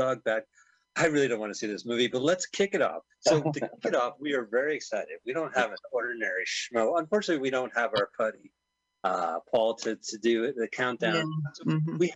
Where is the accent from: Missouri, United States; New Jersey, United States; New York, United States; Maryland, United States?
New Jersey, United States; accent: New Jersey; my New Jersey accent